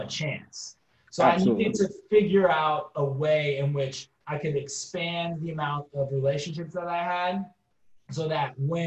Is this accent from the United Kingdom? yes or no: no; San Francisco, California, United States; growing up in San Francisco in the early and mid 90s